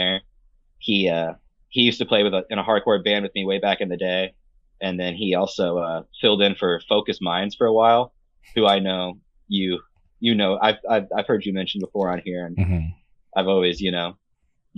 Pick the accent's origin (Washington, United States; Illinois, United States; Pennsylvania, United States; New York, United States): Illinois, United States; growing up in Illinois